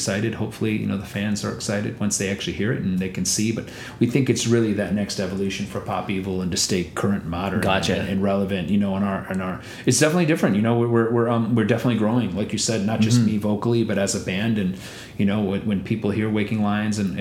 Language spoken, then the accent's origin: English; India; moved away; I'm from India